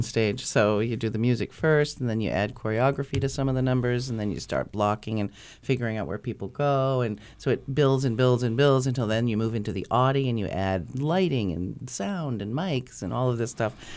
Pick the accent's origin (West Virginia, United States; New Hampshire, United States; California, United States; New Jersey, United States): New Hampshire, United States; North Conway; moved away as an adult; now in Concord, United States; I'm just from North Conway